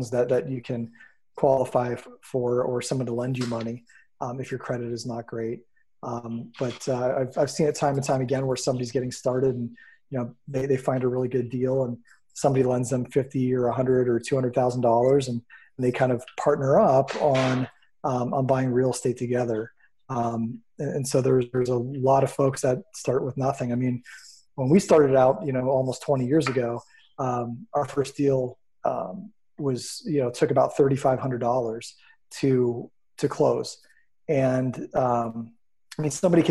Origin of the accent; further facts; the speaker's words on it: Erie, Pennsylvania, United States; Born and raised in Erie, PA